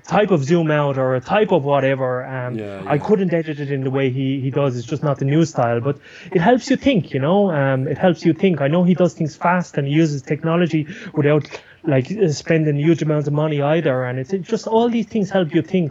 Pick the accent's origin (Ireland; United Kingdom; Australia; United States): Ireland; now in Buenos Aires, Argentina; I'm from Ireland